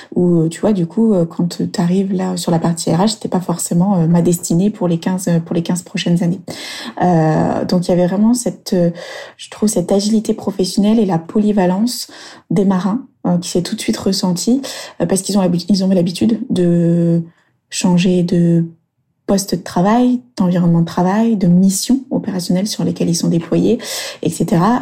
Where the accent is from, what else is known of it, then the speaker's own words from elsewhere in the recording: Burgundy, Bourgogne-Franche-Comté, France; moved away as an adult; also born or lived in Lyon / Toulon / Australia; je suis de retour dans ma région natale, euh, la Bourgogne